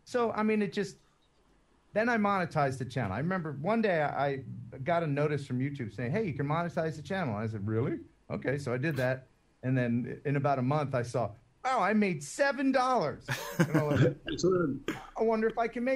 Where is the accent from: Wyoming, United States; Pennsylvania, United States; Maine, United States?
Pennsylvania, United States; Philadelphia; also born or lived in West Tennessee; now in Tennessee, United States; I'm not from Tennessee. I'm originally from Philadelphia.